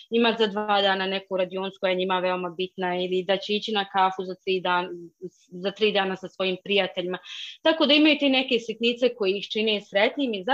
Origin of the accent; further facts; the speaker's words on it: Bosnia & Herzegovina